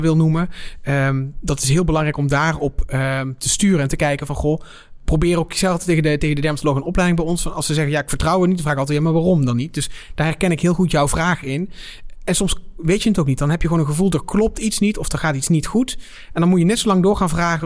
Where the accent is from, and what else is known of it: Netherlands